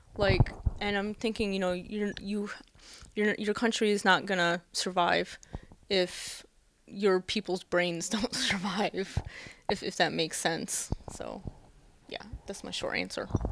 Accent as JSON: {"language": "English", "country": "United States", "moved": "as an adult", "lives_now": "Japan", "said": "me being my American self"}